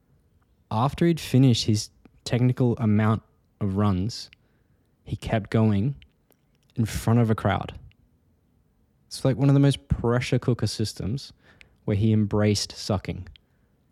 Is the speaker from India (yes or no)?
no; Australia; moved away; also born or lived in United Kingdom; I'm Australian, I'm not UK, but I have been living there